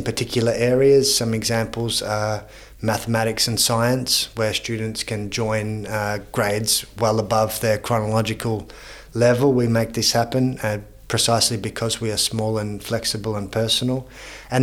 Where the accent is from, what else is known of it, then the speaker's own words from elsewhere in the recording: Australia; now in Vienna, Austria; as an Australian